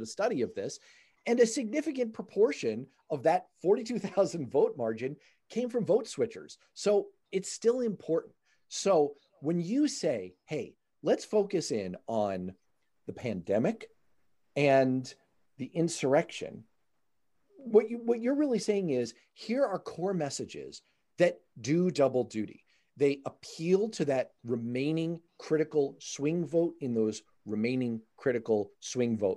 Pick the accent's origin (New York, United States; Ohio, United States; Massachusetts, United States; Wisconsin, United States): New York, United States; New York City; I was Manhattan